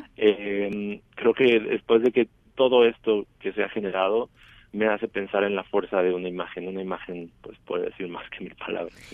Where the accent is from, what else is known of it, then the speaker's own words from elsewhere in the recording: Chiapas, Mexico; moved away as an adult; now in Mexico City, Mexico; Yo soy originario de Chiapas